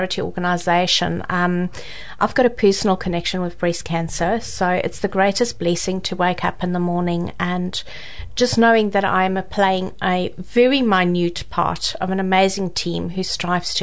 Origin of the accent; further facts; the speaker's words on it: Johannesburg, Gauteng, South Africa; accent: South African; moved away as an adult; now in New Zealand; A little town in Johannesburg called Sandton